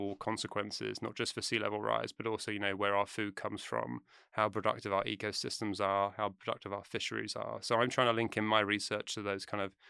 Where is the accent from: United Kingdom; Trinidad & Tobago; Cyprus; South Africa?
United Kingdom; moved away as an adult; now in United States; Or I'm from the UK, yeah. I grew up just outside London.